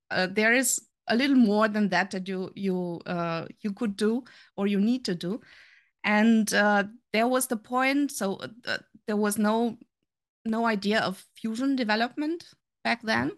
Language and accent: English; Romania; moved away as an adult; also born or lived in Germany; now in Saarbrücken, Germany; I'm from Germany. I'm here, uh, since twenty-four years already. Uh, originally coming from Romania